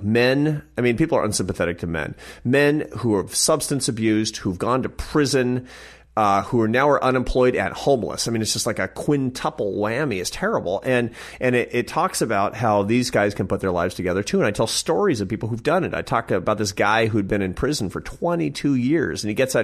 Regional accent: Seattle, Washington, United States; growing up in Seattle

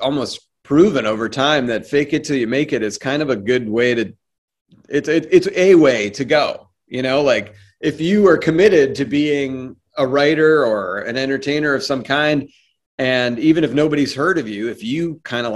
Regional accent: Boston, Massachusetts, United States; also born or lived in Cape Cod, Massachusetts; I grew up around Boston.

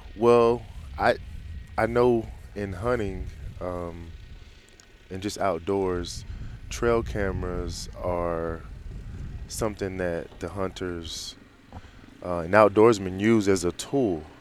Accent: Green Cove Springs, Florida, United States; I'm from a small town called Green Cove Springs, just outside of, uh, Jacksonville, Florida

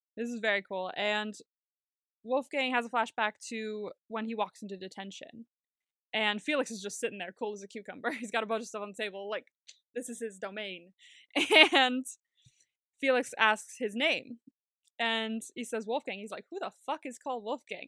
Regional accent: California, United States; moved away; I grew up in California

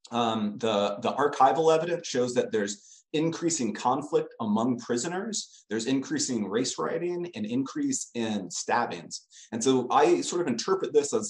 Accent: California, United States; Growing up in California

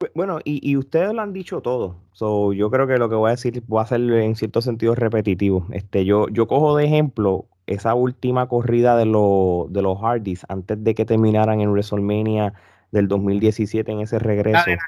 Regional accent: Puerto Rico; Nosotros como puertorriqueños

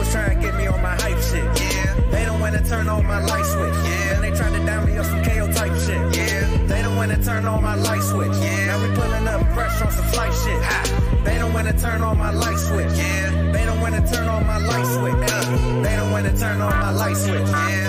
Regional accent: Toronto, Ontario, Canada; My hometown.

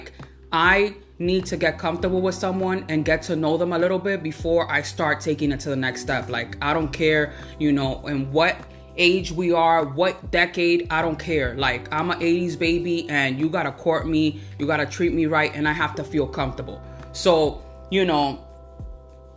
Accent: United States; I was born here in the United States

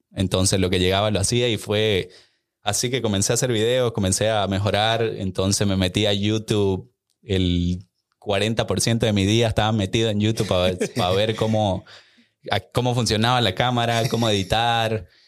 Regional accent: Santa Cruz de la Sierra, Santa Cruz, Bolivia; now in Austin, United States; yo soy originalmente de Bolivia, de Santa Cruz, Bolivia

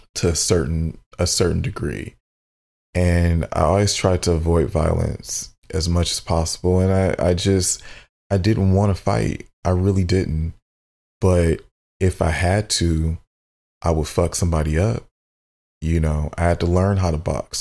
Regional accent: Southfield, Michigan, United States; we grew up in Southfield, Michigan. So I, which is a suburb of Detroit

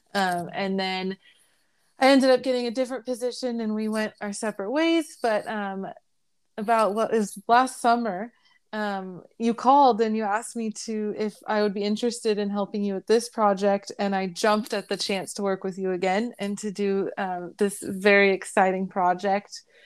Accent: Bay Area, California, United States; now in Riverside County, United States; I grew up in the Bay Area

